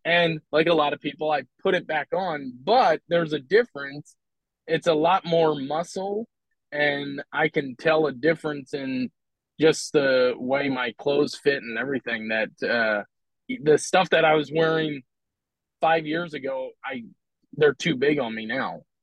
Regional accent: Philadelphia, Pennsylvania, United States; now in Omaha, United States; I'm from Philadelphia originally

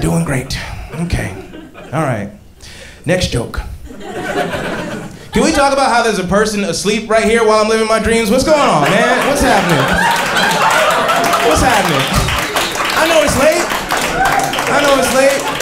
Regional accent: Atlanta, Georgia, United States; I grew up in Atlanta in the 90s

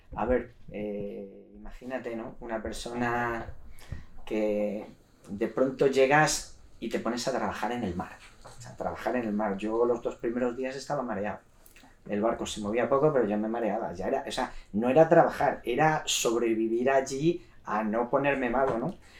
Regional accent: Cáceres, Extremadura, Spain; moved away as an adult; also born or lived in London, United Kingdom; soy de Cáceres, eh, estaba estudiando en Cáceres

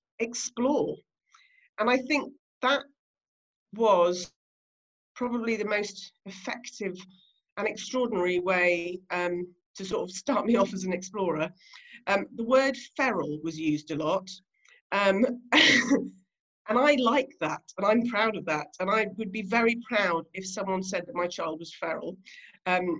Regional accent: Guernsey; I grew up on Alderney, which is one of the Channel Islands.

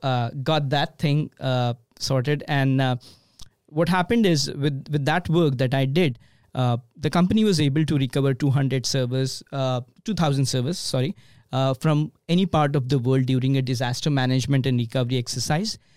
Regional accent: Mumbai, Maharashtra, India; moved away as an adult; also born or lived in Omaha, Nebraska; now in Bay Area, California, United States; Born and raised in India, obviously, in a city which has more than twenty million people faster than New York. It's called Mumbai

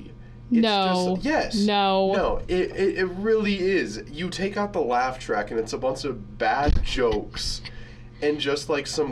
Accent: Tucson, Arizona, United States; moved away; I'm from Tucson, Arizona

